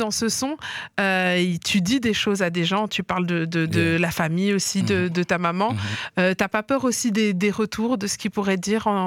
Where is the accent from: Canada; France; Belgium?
Belgium; Liège, Wallonia; Nous, en tant que Liégeois, moi, j'ai grandi à Liège.